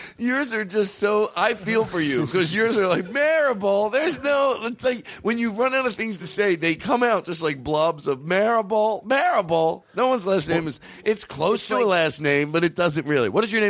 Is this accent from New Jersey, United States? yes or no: no; New Hampshire, United States; We're from New Hampshire.